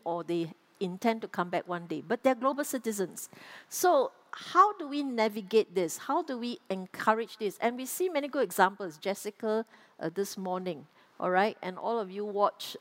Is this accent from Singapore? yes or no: yes; Singapore; as Singaporean